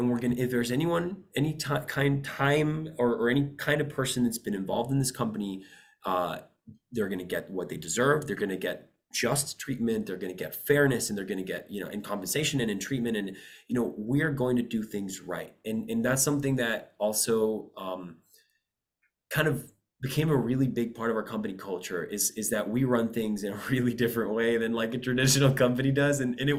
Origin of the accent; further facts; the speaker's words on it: Costa Rica; Typically, I come from Costa Rica. I spend a lot of time there.